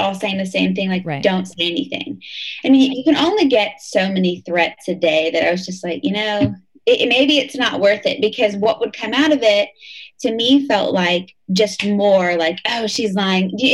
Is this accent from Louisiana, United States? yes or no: no; Indiana, United States; moved away as an adult; now in Raleigh, United States; I was born and raised in Indiana